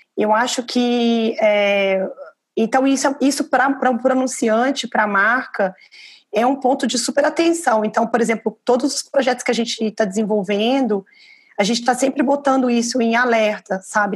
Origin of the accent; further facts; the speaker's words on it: Belo Horizonte, Minas Gerais, Brazil; now in São Paulo, Brazil; eu estou privilegiado de estar em São Paulo, mas eu sou de Belo Horizonte